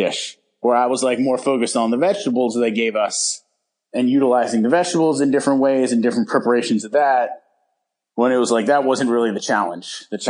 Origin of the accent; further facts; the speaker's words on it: San Francisco, California, United States; hopefully back up in San Francisco, what I consider my hometown, and open up shop up t